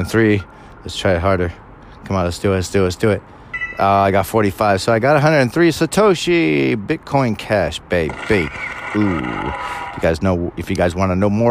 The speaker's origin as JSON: {"language": "English", "region": "California", "country": "United States", "tie": "born or raised there", "said": "I was born and raised Californian, so technically I say I'm a Californian"}